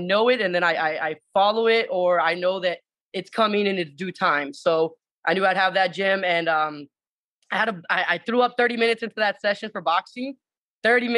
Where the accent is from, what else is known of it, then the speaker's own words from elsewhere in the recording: Miami, Florida, United States; moved away as an adult; I'm actually originating from Miami. My like I said, my entire background is Puerto Rican, family's Puerto Rican, but mom said, you know, I was going to be born here for some weird reason. So she came over here, had my sister and myself. So we grew up from down here.